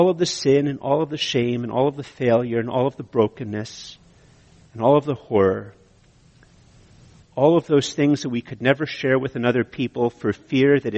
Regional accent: Canada; I'm Canadian

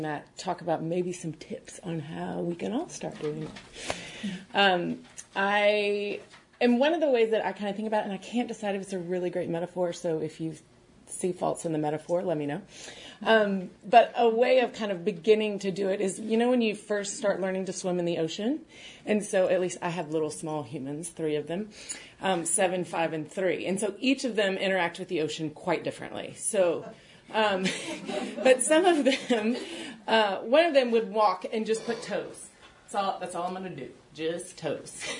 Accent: Birmingham, Alabama, United States; I grew up in Birmingham, Alabama, and my dad worked with Young Life.

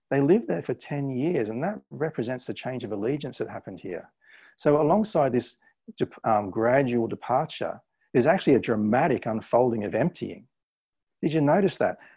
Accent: Australia; now in England, United Kingdom; When I went to England, I went to England on a British passport that I got through my parents, and my accent started to change. You know, over the course of ten uh, to fifteen years that I've been there, my accent started to change.

